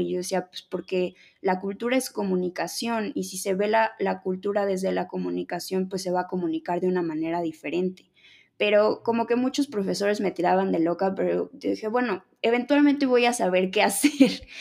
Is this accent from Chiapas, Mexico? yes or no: no; Mexico City, Mexico; soy de la Ciudad de México, nací en la Ciudad de México